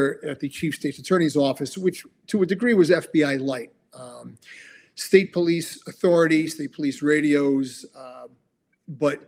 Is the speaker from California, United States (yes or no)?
no; New Haven, Connecticut, United States; So I was born and raised in New Haven and lived there the first 24 years of my life.